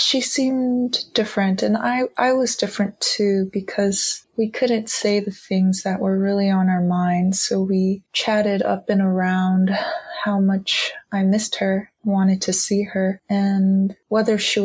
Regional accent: the Bay Area, California, United States; I was born and raised in California in the Bay Area

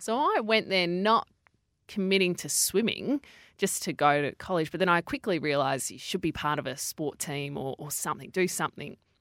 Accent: Perth, Western Australia, Australia; I grew up in Perth, and I grew up in a very sporty family.

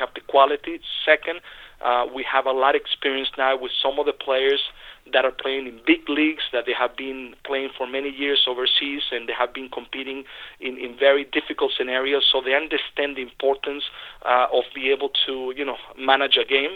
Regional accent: Venezuela; moved away; when I grew up in Venezuela

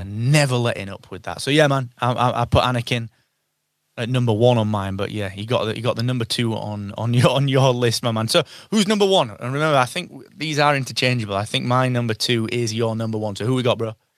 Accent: England, United Kingdom; we're English

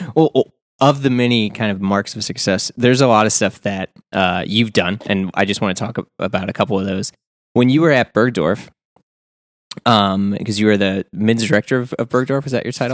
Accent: St. Louis, Missouri, United States; being from the Midwest, I'm from Saint Louis

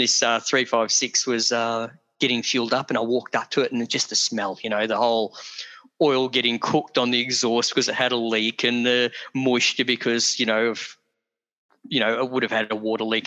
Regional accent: Geelong, Victoria, Australia; I grew up in Geelong, Victoria

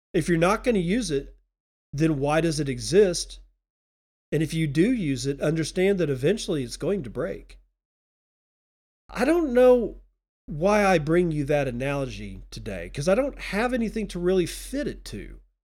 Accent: United States; also born or lived in Texas; now in Eastern Washington, United States; I'm an American.

